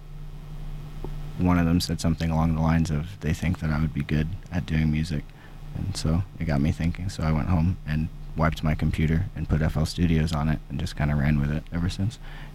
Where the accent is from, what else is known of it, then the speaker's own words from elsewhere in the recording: Jamaica; moved away; I'm Jamaican